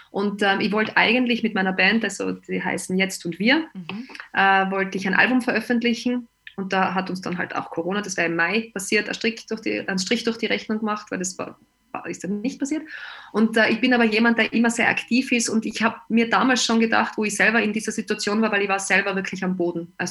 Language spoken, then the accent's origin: German; Austria; Ich bin aus Österreich und äh, bei uns gab es dann natürlich auch den Lockdown